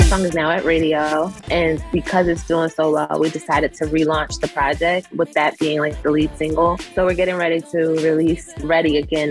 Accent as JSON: {"language": "English", "town": "Philadelphia", "region": "Pennsylvania", "country": "United States", "moved": "yes", "said": "the training I did in Philly and like how tough of a city we are"}